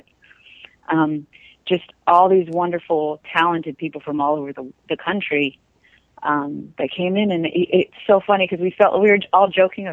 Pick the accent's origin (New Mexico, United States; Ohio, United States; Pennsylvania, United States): New Mexico, United States; I come from New Mexico.